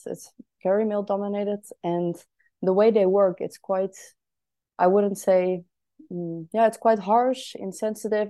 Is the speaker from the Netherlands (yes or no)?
yes; Netherlands; now in Berlin, Germany; I am from the Netherlands originally, but currently living in Berlin.